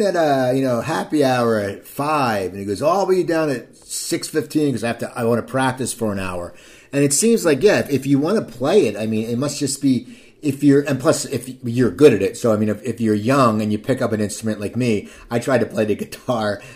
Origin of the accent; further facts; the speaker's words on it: Cherry Hill, New Jersey, United States; I'm from Cherry Hill